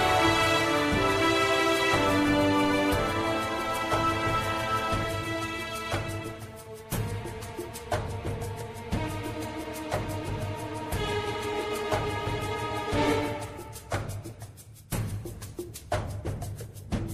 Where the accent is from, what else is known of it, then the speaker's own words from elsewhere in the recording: Utah, United States; I'm from Utah